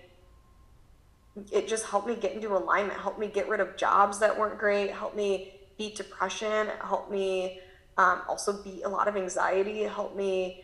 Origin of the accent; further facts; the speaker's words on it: Midwest, United States; now in California, United States; growing up in the Midwest and now living in California